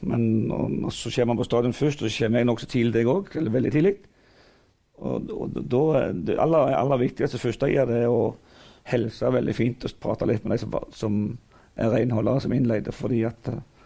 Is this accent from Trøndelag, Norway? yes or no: no; Figgjo, Rogaland, Norway; jeg kommer jo fra Figgen der alt er frivillig